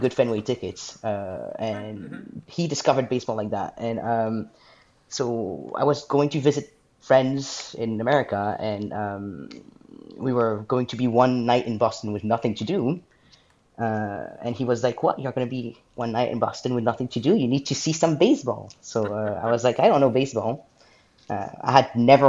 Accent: France; moved away as an adult; now in Scotland, United Kingdom; Originally I'm from France, but I live in Scotland

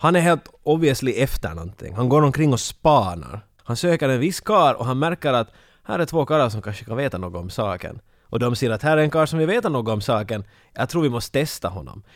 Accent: Finland; som en finländare

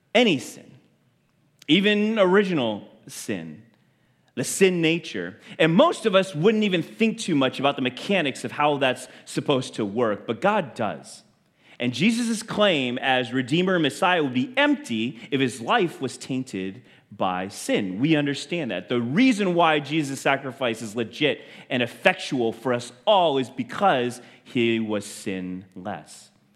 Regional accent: United States; to be Chinese and feel like uh, born in this country and to feel like I don't belong anywhere. I'm not American, I'm not Chinese

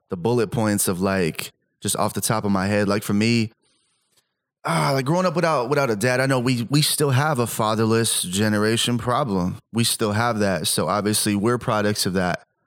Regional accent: Salinas, California, United States; also born or lived in Stockton; I grew up where I grew up in Salinas

